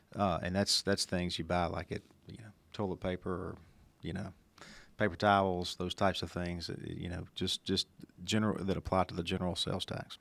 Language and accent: English; Senatobia, Mississippi, United States; our hometown of Senatobie and Tate County, which is what I call home